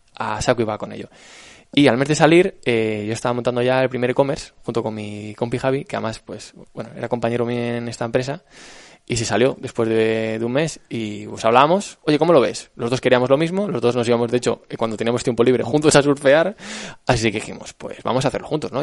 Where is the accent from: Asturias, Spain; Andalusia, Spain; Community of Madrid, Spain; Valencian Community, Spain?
Community of Madrid, Spain; Alcalá de Henares; yo estudié esta carrera en Alcalá de Henares, que es de donde soy